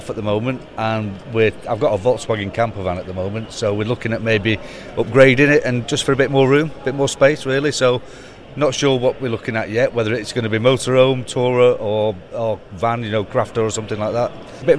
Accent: Stockport, North West England, United Kingdom; this is …. We're from Stockport, South Manchester.

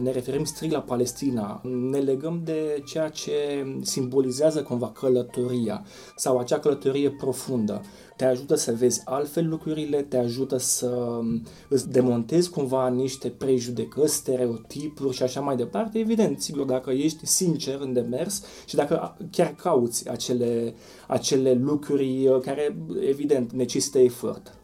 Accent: Romania; noi, ca români

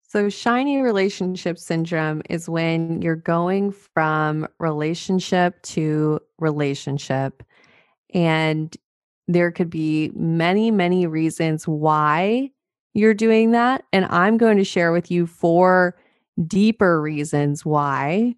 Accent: Montana, United States; I'm from Montana.

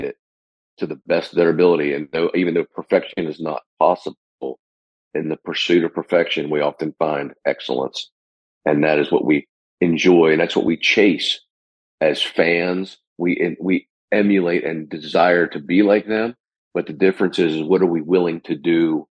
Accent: Gettysburg, Pennsylvania, United States; moved away as an adult; also born or lived in Mississippi; now in Nashville, United States; So I'm from Gettysburg originally, and I grew up I'm a Penn Stater

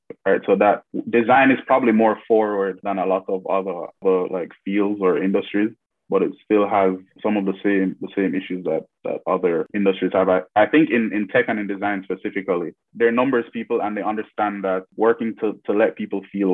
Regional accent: Jamaica; now in Toronto, Canada; growing up in the Caribbean

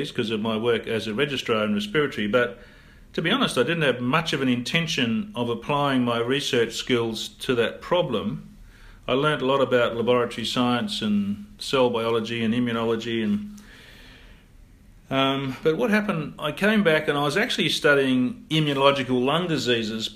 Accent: Perth, Western Australia, Australia; also born or lived in England / United States; I'm a local Perth boy. In fact, I grew up in Bassendean in a factory suburb.

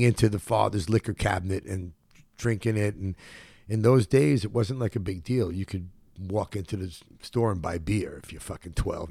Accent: New York City, New York, United States; moved away as an adult; also born or lived in Los Angeles; now in Tulum, Mexico; I was born in Brookdale Hospital, and I grew up at Canarsie in Brooklyn

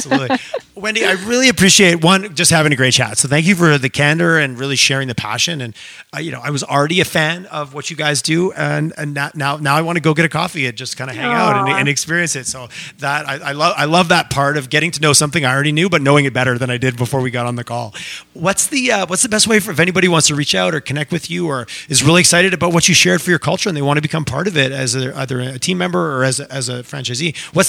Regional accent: Eastern Canada, Canada; now in Western Canada; again, I grew up in Eastern Canada and there was a little bit of, it was a little bit more competitive in the sense

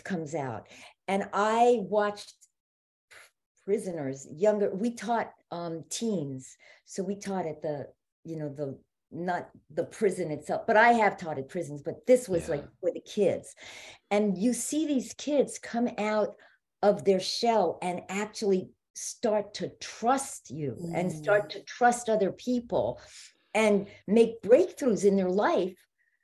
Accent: New York, United States; moved away; I'm originally from New York

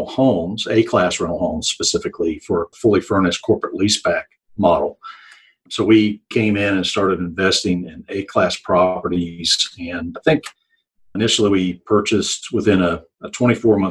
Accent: West Virginia, United States; moved away as an adult; now in Alabama, United States; I grew up in West Virginia. I'm a transplant to Alabama.

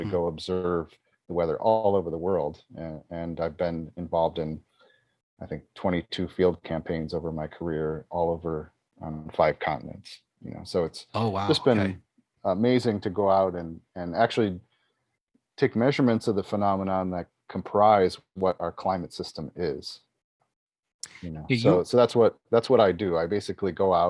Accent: Buffalo, New York, United States; I grew up outside of Buffalo, New York, a place which is kind of infamous for its severe snowstorms that happen

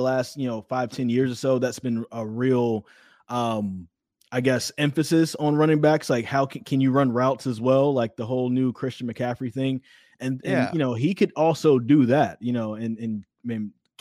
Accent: Greensboro, North Carolina, United States; growing up in Greensboro

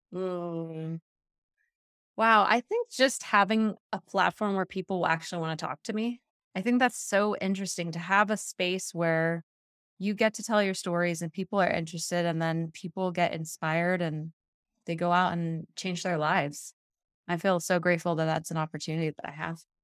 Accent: Hawaii, United States; now in Colorado, United States; most of my favorite activities are water sports because I grew up in Hawaii

